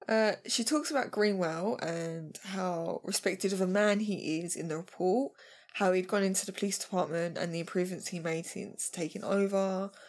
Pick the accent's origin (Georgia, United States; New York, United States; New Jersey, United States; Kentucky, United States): Kentucky, United States; I'm from Kentucky.